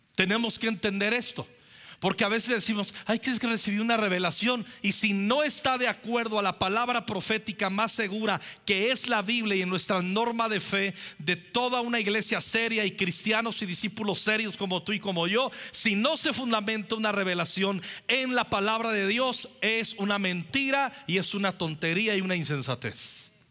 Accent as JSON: {"language": "Spanish", "country": "Mexico", "said": "somos mexicanos"}